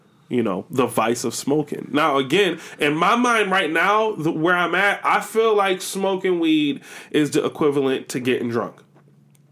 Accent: Buffalo, New York, United States; growing up in Buffalo

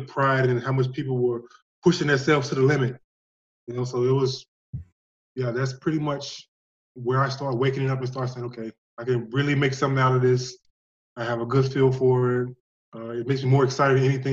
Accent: Northern Louisiana, United States; moved away as an adult; also born or lived in Mexico / Chile; I come from Northern Louisiana.

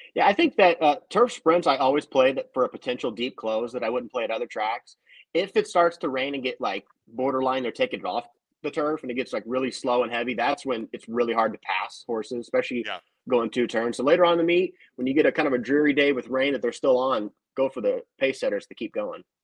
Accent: southern Indiana, United States; also born or lived in Louisville, Kentucky; I was born in Louisville, Kentucky. Grew up on the other side of the Ohio River in southern Indiana

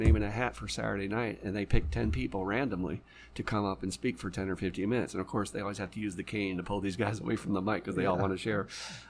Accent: Louisville, Kentucky, United States; in my hometown

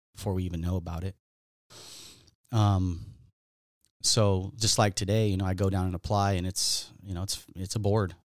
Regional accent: Southern California, United States; I grew up in Southern California here

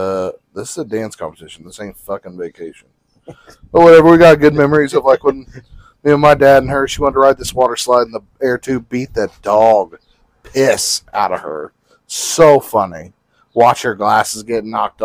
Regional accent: Kansas City, Missouri, United States; now in Kansas, United States; I was born in Kansas City, Missouri

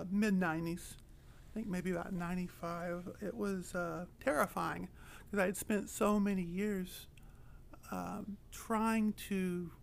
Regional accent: Oklahoma, United States; moved away as an adult; now in Pacific Northwest, United States; I come from Oklahoma, from rural country. And I moved here probably about 3 years ago to get married, and I'm loving the Pacific Northwest

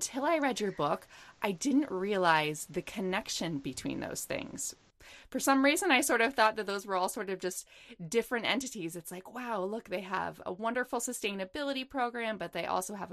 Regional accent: Ohio, United States; I grew up in the Midwest. I grew up in Ohio

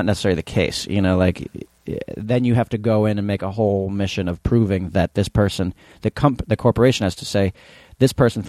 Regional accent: New York City, New York, United States; accent: Brooklyn; And I'm from New York City.

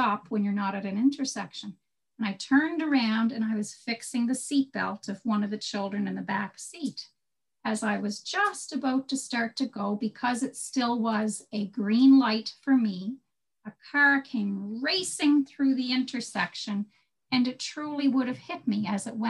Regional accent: Cape Breton, Nova Scotia, Canada; now in Prince Edward Island, Canada; I'm from Cape Breton, Bernie, so I might live in PEI now, but I'm from Cape Breton

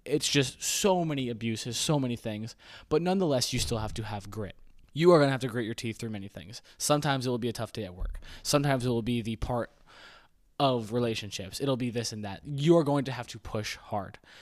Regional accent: United States; I'm an American.

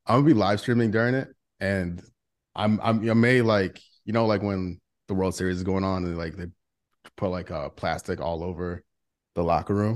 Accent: St. Louis, Missouri, United States; I'm from Saint Louis

